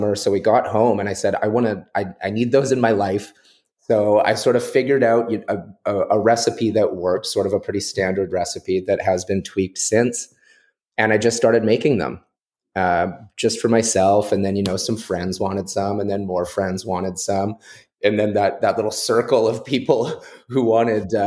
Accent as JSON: {"language": "English", "town": "Nanaimo", "region": "British Columbia", "country": "Canada", "tie": "born or raised there", "said": "I grew up in Nanaimo on Vancouver Island"}